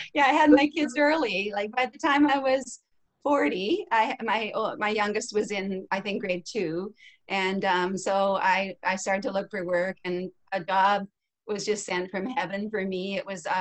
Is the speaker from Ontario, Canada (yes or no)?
yes; Capstone, Ontario, Canada; So I was born in Capstone, Ontario. It's a little village near Walkerton.